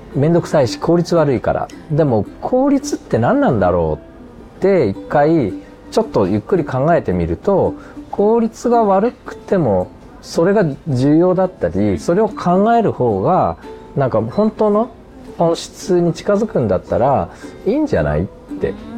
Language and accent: Japanese; Ōgaki, Gifu, Japan; 僕が岐阜の大垣出身